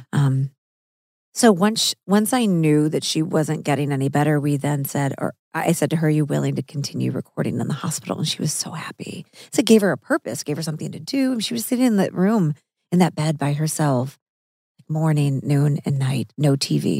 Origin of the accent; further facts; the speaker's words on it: Missouri, United States; I'm from Missouri, so I ate meat all growing up.